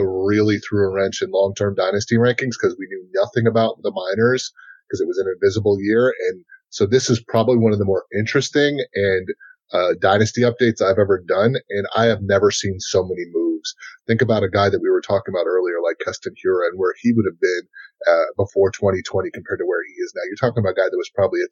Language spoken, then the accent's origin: English; Rhode Island, United States; I'm actually from Rhode Island